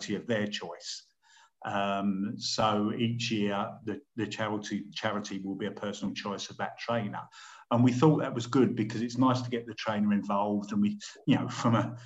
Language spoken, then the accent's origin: English; London, United Kingdom; I was brought up in Southwest London, quite close to Epsom